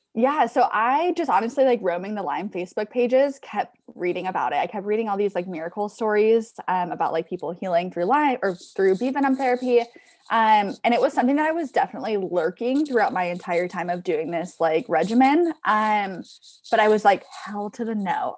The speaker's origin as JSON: {"language": "English", "region": "Southern California", "country": "United States", "also_born_or_lived": "San Diego / Orange County / Los Angeles", "said": "I'm from Southern California, I kind of hopped around from, like, San Diego, Orange County, a little bit of L"}